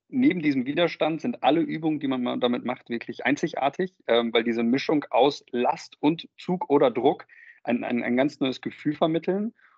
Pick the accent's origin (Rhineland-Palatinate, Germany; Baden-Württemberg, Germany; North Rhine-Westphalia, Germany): North Rhine-Westphalia, Germany; Münster; geboren in Münster, mittlerweile 31